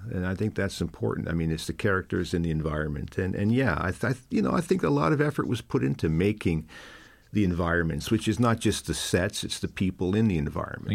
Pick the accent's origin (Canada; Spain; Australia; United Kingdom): Canada; now in Ireland; growing up as a Canadian, a Canadian kid in that time we were inundated with American culture